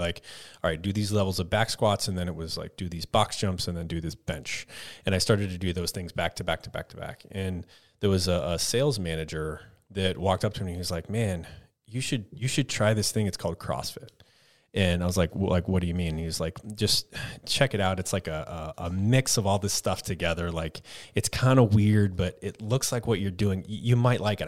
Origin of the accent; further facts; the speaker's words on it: Texas, United States; moved away as an adult; also born or lived in Colorado; I grew up in Texas